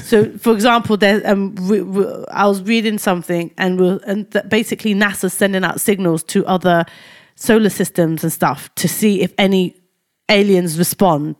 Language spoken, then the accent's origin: English; London, United Kingdom; moved away; also born or lived in Cambridgeshire; I was brought up in Tower Hamlets, yeah, specifically Whitechapel